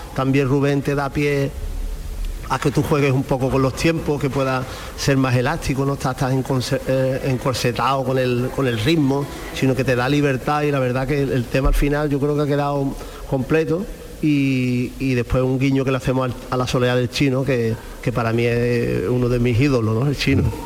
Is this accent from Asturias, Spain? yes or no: no; Casarabonela, Andalusia, Spain; mi pueblo, de Casarabonela